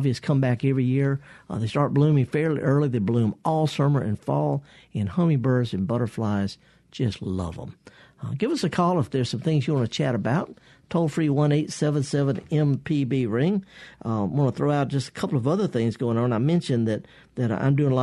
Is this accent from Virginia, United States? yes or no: no; Mississippi, United States; I'm from Mississippi and I'm proud of Mississippi